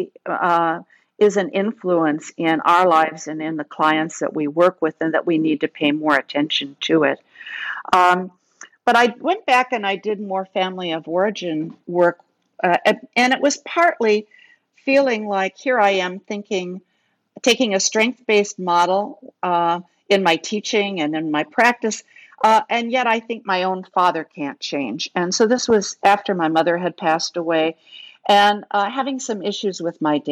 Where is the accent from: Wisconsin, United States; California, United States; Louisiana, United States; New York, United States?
Wisconsin, United States; Kenosha; I grew up in Kenosha, Wisconsin, which was a factory town.